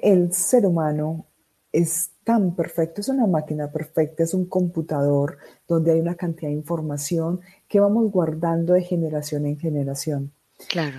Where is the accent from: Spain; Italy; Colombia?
Colombia; Riosucio, Caldas; also born or lived in Medellín, Colombia; soy de Medellín, Colombia. Crecí en un pueblo llamado Río Sucio Caldas